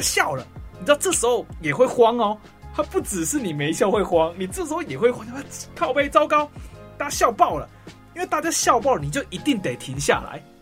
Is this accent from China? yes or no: no; Taoyuan, Taiwan; 我是桃园人